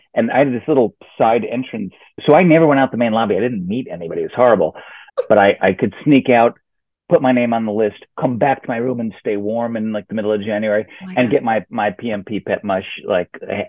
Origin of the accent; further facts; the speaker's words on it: New York City, New York, United States; So born and raised in Queens